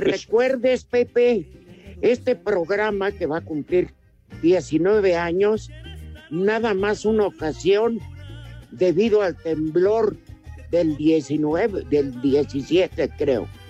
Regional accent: Mexico; así somos los mexicanos

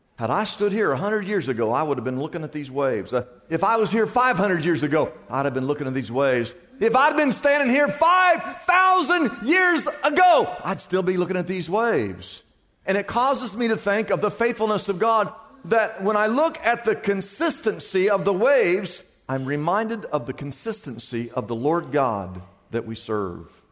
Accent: Des Moines, Iowa, United States; moved away as an adult; now in Southern California, United States; I remember the day I moved from Des Moines, Iowa, to come to Southern California

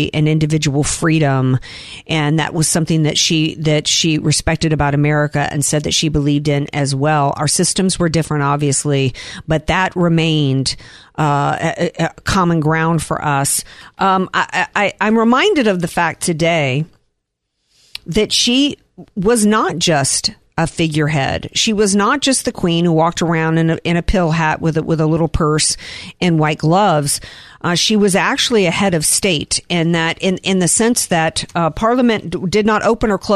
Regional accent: the South, United States; now in California, United States; I grew up in the South

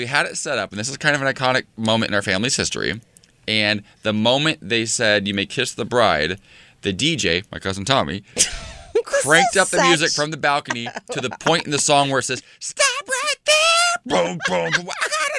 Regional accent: Ohio, United States; I'm from Ohio.

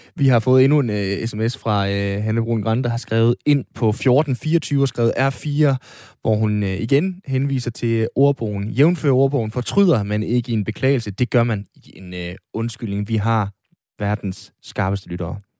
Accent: Aalborg, North Denmark Region, Denmark; min hjemby, Jomfru Anegade

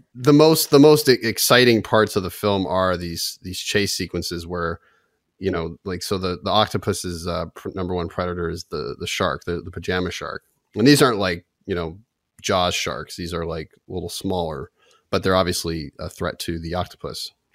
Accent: Toronto, Ontario, Canada; we grew up in Toronto

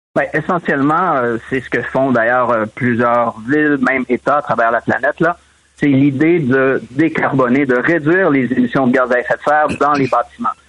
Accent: Quebec, Canada; en tant que Québécois, Québécoise

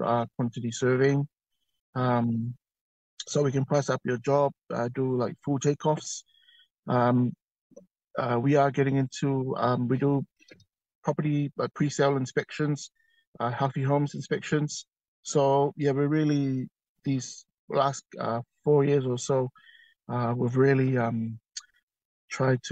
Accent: Auckland, New Zealand; now in Wellington, New Zealand; I'm originally from Auckland. I currently reside now in the windy Wellington.

